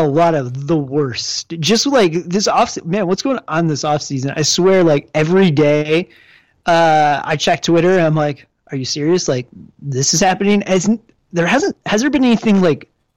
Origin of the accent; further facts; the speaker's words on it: Detroit, Michigan, United States; growing up in Detroit